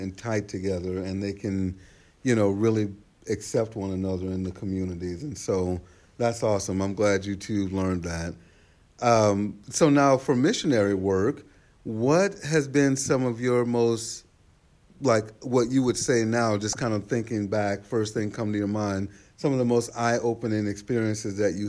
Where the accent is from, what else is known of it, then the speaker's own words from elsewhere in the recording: the South, Texas, United States; I'm from the South. I'm from here